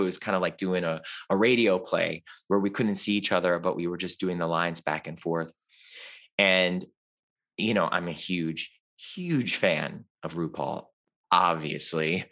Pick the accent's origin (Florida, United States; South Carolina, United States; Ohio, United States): Ohio, United States; Cleveland; moved away; I grew up in Cleveland, Ohio